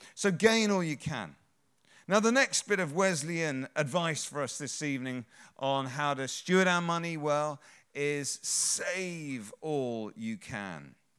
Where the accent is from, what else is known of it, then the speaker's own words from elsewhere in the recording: England, United Kingdom; we're English